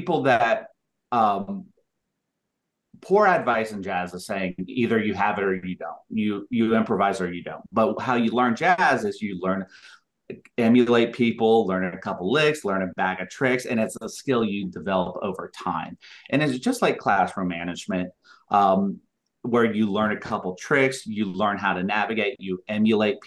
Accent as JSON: {"language": "English", "area": "Cobb County", "region": "Georgia", "country": "United States", "tie": "born or raised there", "also_born_or_lived": "Utah / Salt Lake City, Utah", "moved": "as an adult", "said": "I'm actually originally from Georgia and Cobb County. So coming back to Barbara Middle School and Cobb County Schools was coming home for me"}